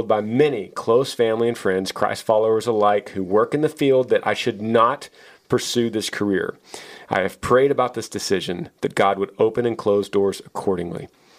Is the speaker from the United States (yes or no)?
yes; Washington, United States; I'm from Washington State, just north of Seattle, and I just turned 20 a few days ago.